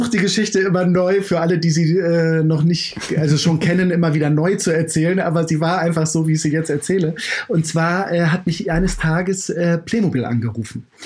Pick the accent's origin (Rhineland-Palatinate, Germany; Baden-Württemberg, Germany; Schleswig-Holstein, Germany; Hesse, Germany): Schleswig-Holstein, Germany; Kiel; Ich komme komm ja aus Kiel. Ähm, äh, in der Harmsstraße bin ich groß geworden.